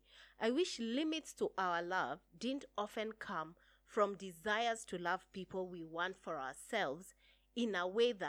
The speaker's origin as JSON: {"language": "English", "country": "Kenya", "said": "being Kenyan"}